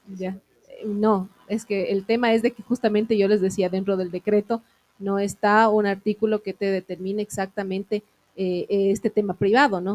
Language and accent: Spanish; Ecuador; como ecuatorianos